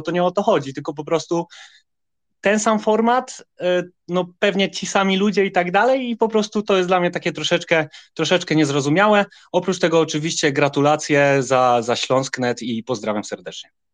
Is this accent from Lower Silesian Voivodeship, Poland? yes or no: yes; Wrocław, Lower Silesian Voivodeship, Poland; jestem z Wrocławia